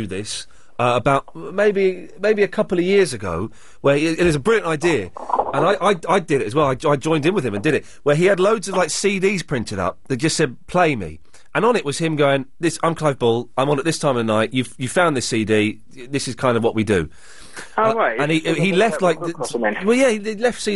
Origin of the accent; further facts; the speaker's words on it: London, United Kingdom; I'm from London.